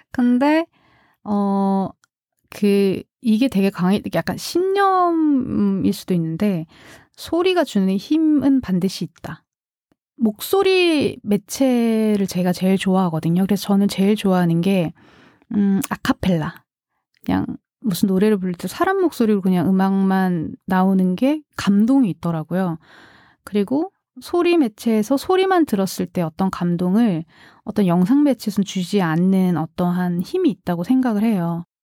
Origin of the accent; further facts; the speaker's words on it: South Korea; 원래 사실 고향이 서울이 아니거든요. 그래서 다른 지방에 이제 있었는데 사투리가 되게 심했거든요.